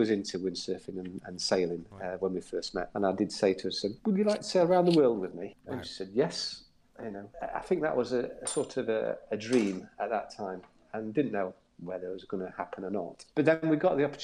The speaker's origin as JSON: {"language": "English", "town": "Doncaster", "region": "Yorkshire and the Humber", "country": "United Kingdom", "moved": "yes", "lives_now": "Cowes, United Kingdom", "said": "As you can tell from my accent, I'm not from down the south. I'm from Doncaster in South Yorkshire"}